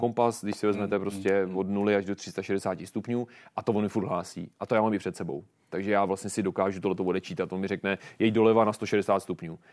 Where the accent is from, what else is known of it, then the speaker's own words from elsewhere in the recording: Czechia; jsme nejlepší Češi